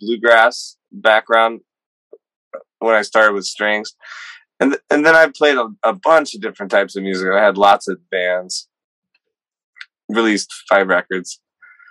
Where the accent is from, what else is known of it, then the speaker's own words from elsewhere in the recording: North Georgia, United States; I am from the South, like the Southern part, like North Georgia.